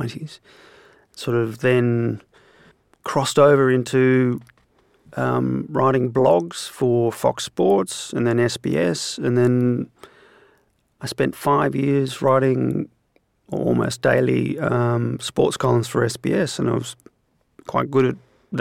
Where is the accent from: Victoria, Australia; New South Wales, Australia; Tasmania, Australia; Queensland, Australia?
New South Wales, Australia; Sydney; grew up in Balmain here in Sydney